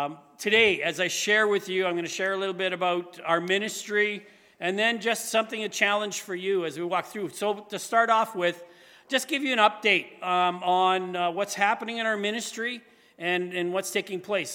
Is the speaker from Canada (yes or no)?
yes; Manitoba, Canada; now in Saskatoon, Canada; I'm from Manitoba myself originally. I currently live by Saskatoon, Saskatchewan